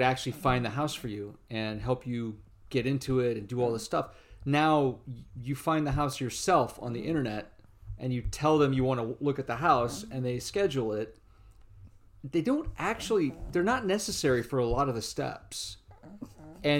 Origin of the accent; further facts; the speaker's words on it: South Carolina, United States; also born or lived in Maine / Pawtucket, Rhode Island; now in Vermont, United States; I'm from South Carolina